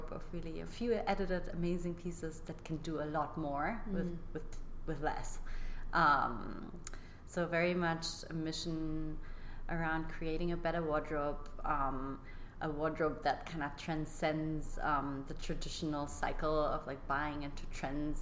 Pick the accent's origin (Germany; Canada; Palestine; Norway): Germany; moved away as an adult; also born or lived in London; I grew up in Germany doing gymnastics my like entire like early childhood